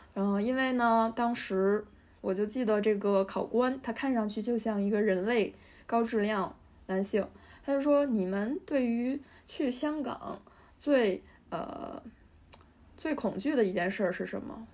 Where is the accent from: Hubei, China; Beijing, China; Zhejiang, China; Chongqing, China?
Beijing, China; 我来自北京的远郊区的郊区